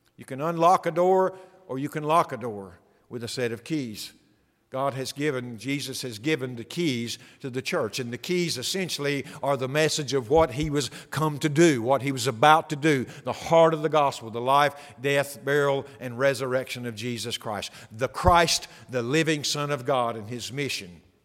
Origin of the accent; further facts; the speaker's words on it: the Bible Belt, United States; I grew up in the Bible Belt